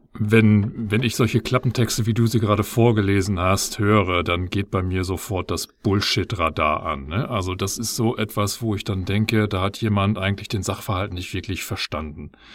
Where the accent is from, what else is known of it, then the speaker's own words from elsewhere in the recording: Germany; bei uns in Deutschland